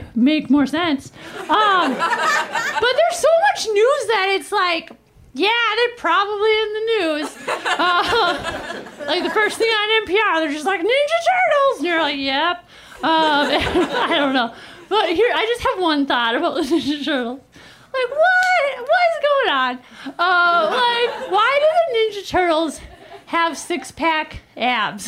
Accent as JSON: {"language": "English", "region": "Minnesota", "country": "United States", "moved": "as an adult", "lives_now": "Los Angeles, United States", "said": "I'm from Minnesota, but ever since living in LA, I try to be like, I'm an Angeleno"}